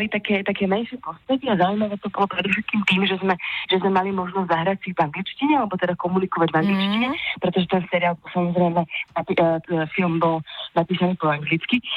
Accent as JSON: {"language": "Slovak", "town": "Košice", "region": "Košice Region", "country": "Slovakia", "tie": "born or raised there", "said": "narodila v Košiciach, pretože, pretože mamka mm, v tej chvíli žila v Košiciach, tak ma tam teda priviedla na svet."}